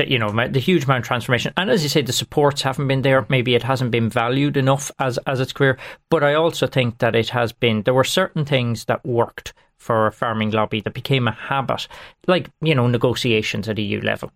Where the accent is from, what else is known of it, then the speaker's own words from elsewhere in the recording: Longford, Leinster, Ireland; I'm from Langford, and Langford is everything to me